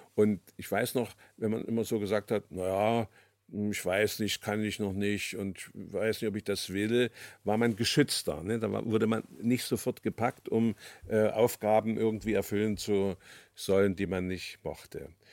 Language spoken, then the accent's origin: German; Germany; 1943, dann mit zwei Jahren in die DDR gekommen, dort aufgewachsen